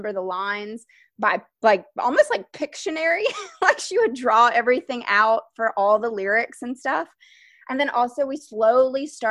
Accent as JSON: {"language": "English", "town": "Nashville", "region": "Tennessee", "country": "United States", "moved": "as an adult", "lives_now": "Brooklyn, United States", "said": "I am from Nashville, Tennessee, and I've lived now in Brooklyn for 15 years"}